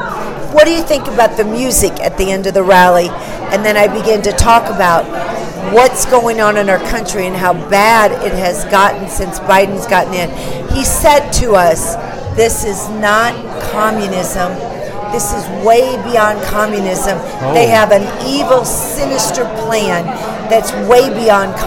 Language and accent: English; St. Louis, Missouri, United States; now in North Carolina, United States; I'm from St. Louis.